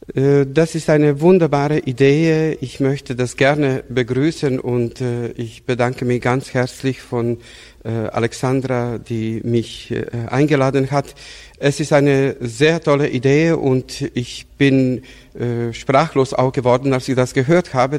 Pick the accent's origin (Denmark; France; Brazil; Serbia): Serbia; Bela Crkva, Vojvodina; moved away as an adult; also born or lived in Novi Sad, Serbia / Belgrade, Serbia / Munich, Germany; now in Augsburg, Germany; Ich bin in Weißkirchen geboren, aufgewachsen, in Novi Sad studiert.